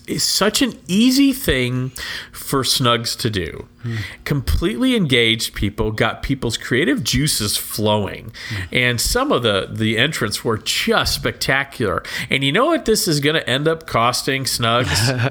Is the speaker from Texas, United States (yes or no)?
yes; Texas, United States; I grew up in Texas